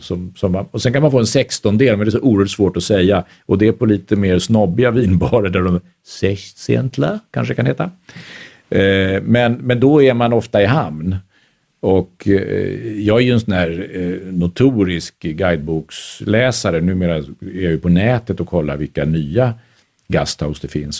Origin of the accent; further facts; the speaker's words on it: Stockholm, Stockholm County, Sweden; also born or lived in Vienna, Austria; som stockholmare